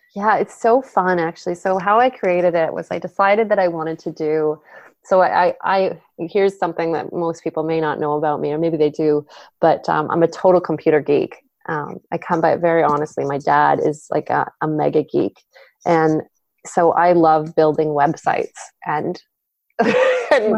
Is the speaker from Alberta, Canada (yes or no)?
no; Vancouver, British Columbia, Canada; now in Cowichan Valley, Canada; I grew up actually in Vancouver, so on the Lower Mainland in uh, in BC, British Columbia